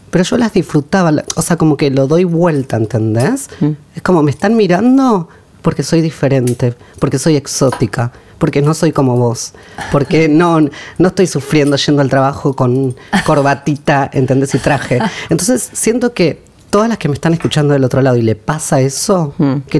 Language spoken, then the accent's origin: Spanish; Quilmes, Buenos Aires Province, Argentina; Soy de Quilmes.